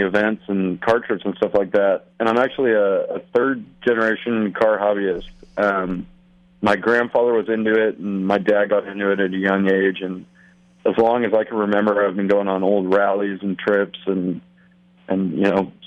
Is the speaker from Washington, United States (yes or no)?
yes; Seattle, Washington, United States; I'm from Seattle.